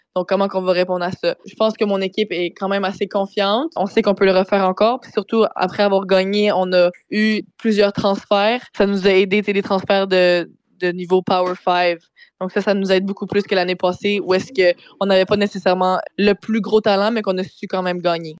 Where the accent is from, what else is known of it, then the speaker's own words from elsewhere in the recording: Saint-Jean-sur-Richelieu, Quebec, Canada; j'ai grandi à Saint-Jean